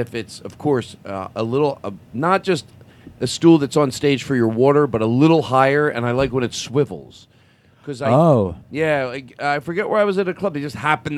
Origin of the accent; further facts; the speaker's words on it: Philadelphia, Pennsylvania, United States; I'm from Philadelphia